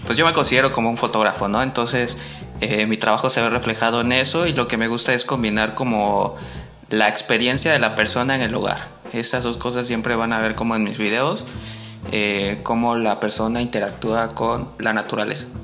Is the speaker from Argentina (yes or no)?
no; Tabasco, Mexico; moved away; also born or lived in Veracruz; Soy, soy de Tabasco, nací en Tabasco, pero pues también soy, me considero parte jarocha ya